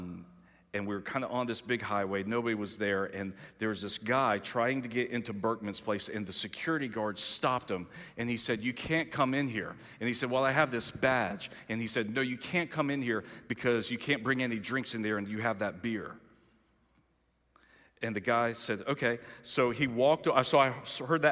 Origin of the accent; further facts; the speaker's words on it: Greenville, South Carolina, United States; I'm from Greenville